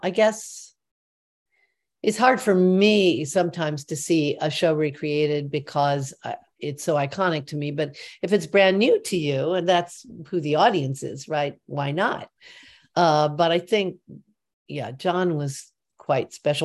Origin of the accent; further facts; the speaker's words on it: Midwest, United States; moved away as an adult; I'm from the Midwest